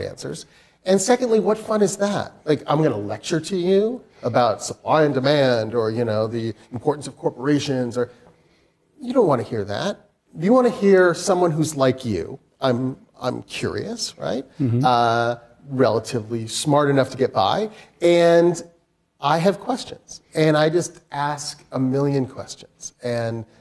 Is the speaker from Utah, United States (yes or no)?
yes; Utah, United States; moved away as an adult; also born or lived in Portland, Oregon; I grew up in Utah, and I went to college in Portland, Oregon